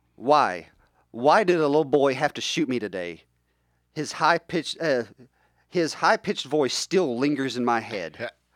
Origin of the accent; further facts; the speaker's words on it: West Virginia, United States; I grew up in West Virginia